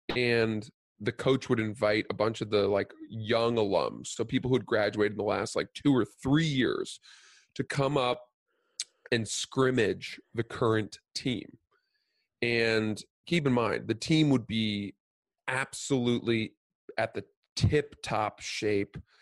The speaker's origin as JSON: {"language": "English", "town": "Cumberland", "region": "Maine", "country": "United States", "tie": "born or raised there", "also_born_or_lived": "New Jersey", "said": "we moved from New Jersey, which is where I was born. We moved up to Maine when I was like four years old, and we rented a house in Cumberland"}